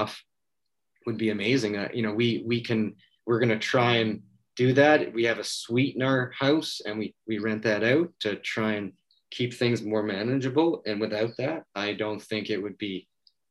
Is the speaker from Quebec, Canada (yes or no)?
no; Vancouver, British Columbia, Canada; I grew up in Vancouver